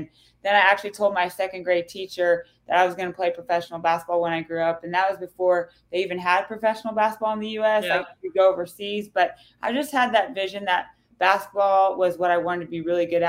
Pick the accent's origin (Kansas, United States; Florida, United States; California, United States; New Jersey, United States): Kansas, United States; Claflin; born or raised there